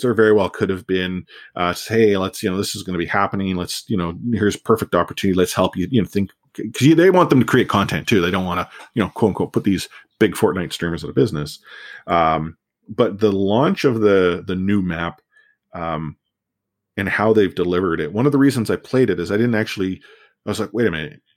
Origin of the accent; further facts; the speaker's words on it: Canada; I'm a Canadian, you know, born and raised